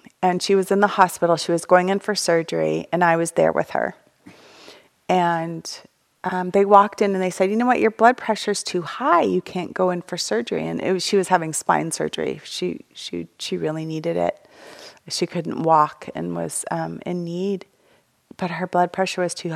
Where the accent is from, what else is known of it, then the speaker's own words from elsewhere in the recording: United States; I'm an American